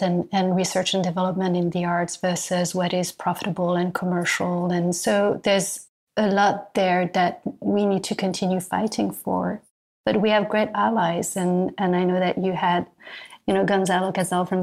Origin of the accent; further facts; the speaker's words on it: France; moved away as an adult; now in New York, United States; I come from France and coming from France, I arrived in New York